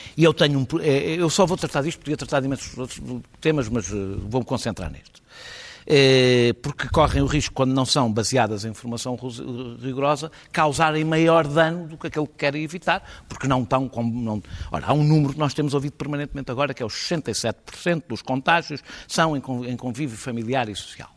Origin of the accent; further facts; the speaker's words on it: Lisbon, Portugal; como eu, lisboetas